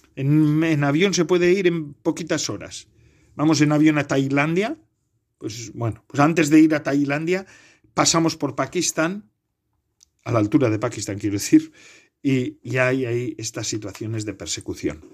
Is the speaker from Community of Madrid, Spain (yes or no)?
no; Bedarona, Ea, Basque Country, Spain; yo también tengo una ermita en honor al San Bartolomé en mi pueblo natal, en Bedarona, Enea